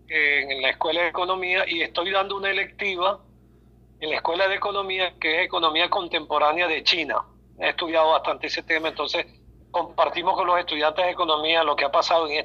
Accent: Venezuela; Como académico, como venezolano, lo digo

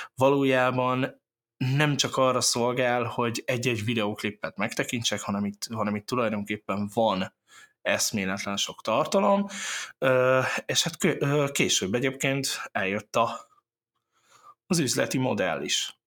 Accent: Miskolc, Borsod-Abaúj-Zemplén, Hungary; egy csodálatos uh, borsori faluból, úgynevezett Miskolc

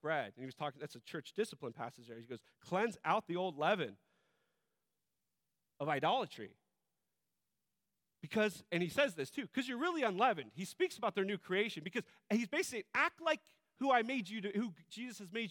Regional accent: United States; we as American individualists

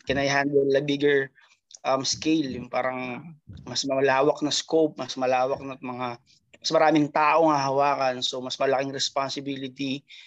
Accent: Binangonan, Calabarzon, Philippines; moved away as an adult; now in Bahamas; I'm from Binangonan

